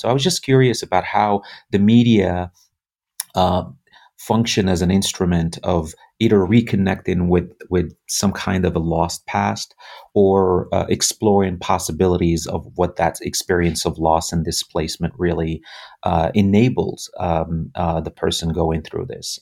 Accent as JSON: {"language": "English", "country": "Morocco", "tie": "born or raised there", "moved": "as an adult", "lives_now": "United States", "said": "left, uh, my home country, Morocco, at the age of twenty-two"}